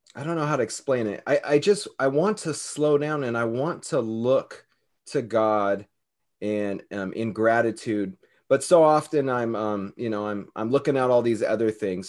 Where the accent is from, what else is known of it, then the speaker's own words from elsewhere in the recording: California, United States; now in Hawaii, United States; I'm from California. I live in Hawaii